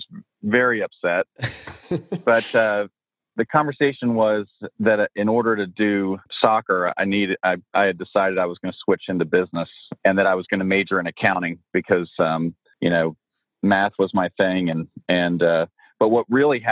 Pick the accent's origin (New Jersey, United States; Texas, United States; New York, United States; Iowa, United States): New Jersey, United States; moved away as an adult; also born or lived in Virginia; I grew up in South Jersey, right outside of Philadelphia